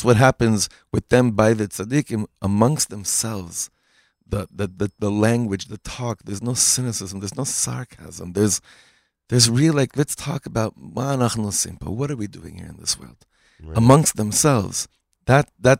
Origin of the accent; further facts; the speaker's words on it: Los Angeles, California, United States; now in Israel; I grew up in Pico Robertson.